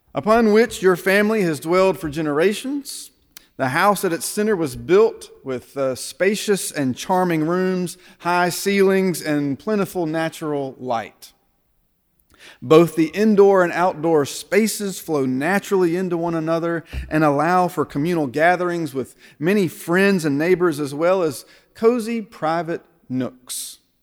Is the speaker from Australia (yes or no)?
no; United States; As American Christians